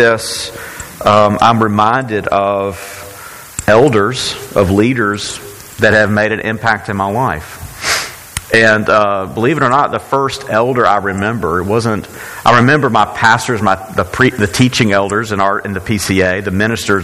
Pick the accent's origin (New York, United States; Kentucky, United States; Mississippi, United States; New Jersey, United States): Mississippi, United States; Brookhaven; I had this as a young kid growing up in Faith Presbyterian Church in Brookhaven, Mississippi.